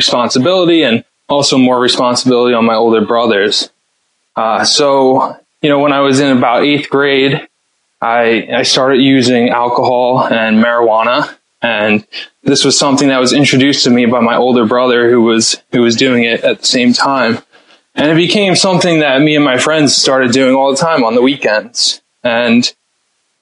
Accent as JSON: {"language": "English", "town": "Stony Brook", "region": "New York", "country": "United States", "tie": "born or raised there", "also_born_or_lived": "Clemson, South Carolina", "said": "I was raised out in Long Island in a small town called Stony Brook."}